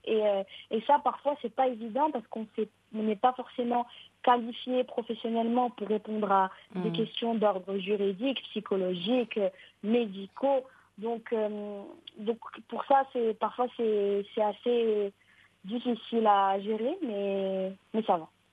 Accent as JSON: {"language": "French", "country": "Morocco", "said": "chez nous au Maroc"}